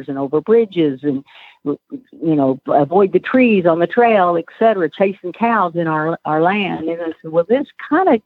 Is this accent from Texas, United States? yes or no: yes; Waco, Texas, United States; I grew up in Waco, and then I went to Texas A&M University